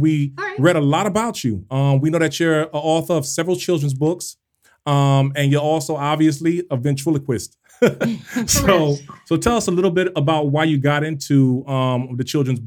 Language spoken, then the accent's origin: English; Miami, Florida, United States; also born or lived in Brooklyn, New York; I was born in Brooklyn, raised in Miami.